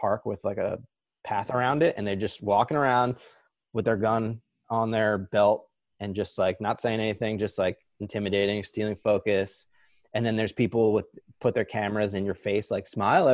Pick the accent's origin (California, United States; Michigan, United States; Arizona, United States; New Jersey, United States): New Jersey, United States; moved away; also born or lived in Honesdale, Pennsylvania; here in Honesdale, Pennsylvania, which is not where we grew up in New Jersey